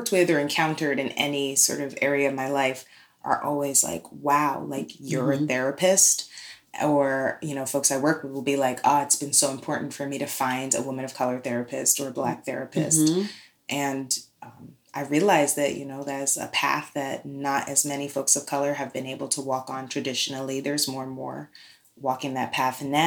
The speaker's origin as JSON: {"language": "English", "town": "New York City", "region": "New York", "country": "United States", "tie": "born or raised there", "moved": "yes", "lives_now": "Oakland, United States", "said": "I'm from New York City, born in Brooklyn."}